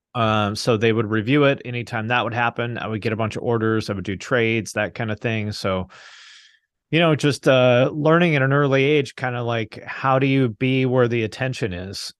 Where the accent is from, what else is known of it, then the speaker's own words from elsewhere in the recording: Seattle, Washington, United States; moved away; also born or lived in Bellingham, Washington / Cincinnati, Ohio; I grew up in the Seattle area